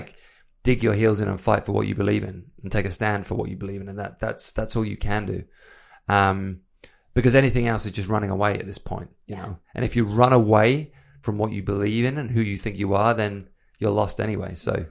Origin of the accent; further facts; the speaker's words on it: England, United Kingdom; moved away; obviously I came from England. I moved here because I wanted to build the life that I wanted to build.